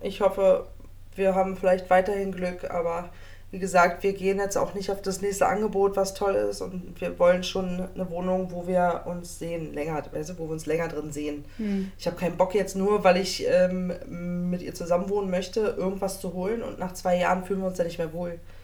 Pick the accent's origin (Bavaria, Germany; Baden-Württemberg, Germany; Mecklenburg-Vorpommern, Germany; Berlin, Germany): Berlin, Germany; aus dem wunderschönen Bezirk Neukölln